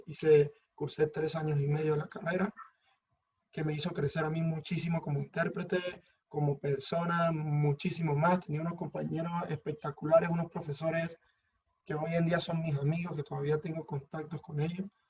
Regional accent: Mérida, Venezuela; moved away as an adult; now in Madrid, Spain; vengo de la ciudad de Mérida.

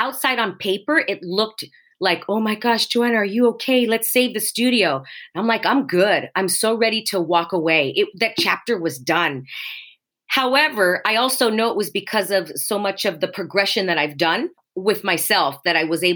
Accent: Los Angeles, California, United States; I was born in Los Angeles. Born and raised, still here

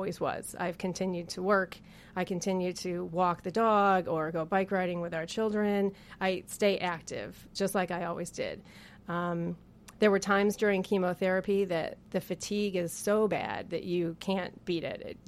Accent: Danville, New York, United States; I was born and raised in Danville, New York

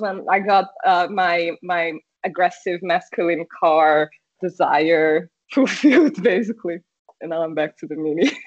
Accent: Brazil; first language Portuguese; English is a second language; also born or lived in Ipatinga, Minas Gerais, Brazil / St. Louis, Missouri, United States; I am from Brazil

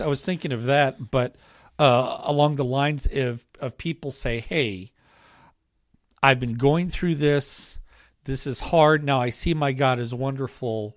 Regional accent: United States; as American Christians

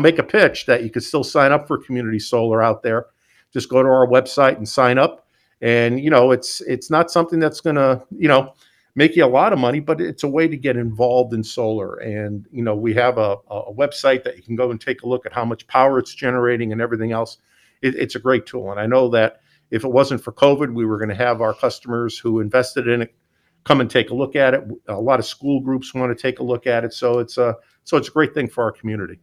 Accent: Scranton, Pennsylvania, United States; moved away; I'm from Scranton, Pennsylvania

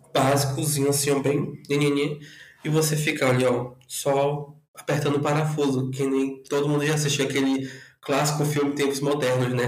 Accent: Porto Velho, Rondônia, Brazil; also born or lived in Rio Branco, Acre; now in São Paulo, Brazil; sou natural de Porto Velho, Rondônia, mas metade da minha vida morei em Porto Velho e a outra metade morei em Rio Branco, no Acre

